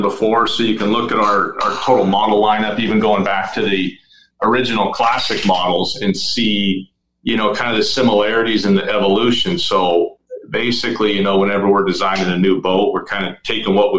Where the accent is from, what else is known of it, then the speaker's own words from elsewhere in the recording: Bellingham, Washington, United States; I'm originally from Bellingham, Washington